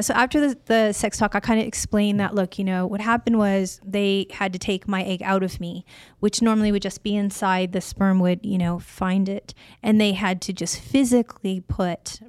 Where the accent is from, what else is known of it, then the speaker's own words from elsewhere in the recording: Illinois, United States; now in California, United States; I was raised in Illinois